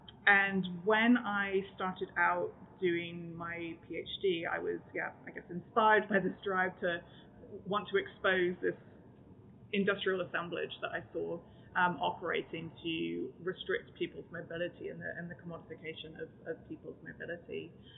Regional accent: Texas, United States; also born or lived in Canada; despite my accent, I actually grew up in Texas, I was born in Canada, so I had this transnational upbringing across countries

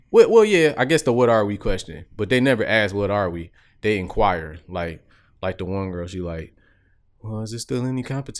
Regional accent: Chicago, Illinois, United States; Like, I'm from Chicago.

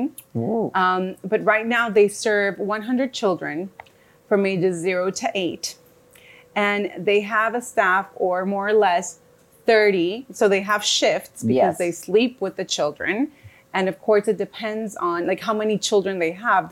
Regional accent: Bogotá, Colombia; I am from Bogota, Colombia, and I am a psychologist right now there

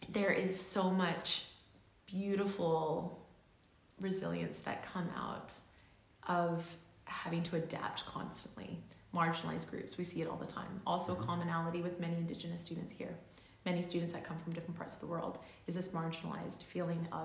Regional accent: Auckland, New Zealand; also born or lived in Canada; I've been raised on the west coast here in Canada, and I've been raised, I was born in Auckland, uh, and I've always gone back and forth.

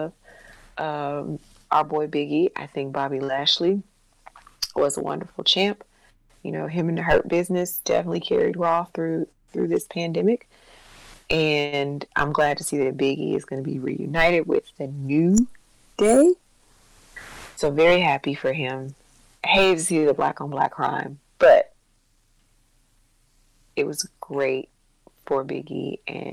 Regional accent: Chicago, Illinois, United States; moved away; I'm still from Chicago

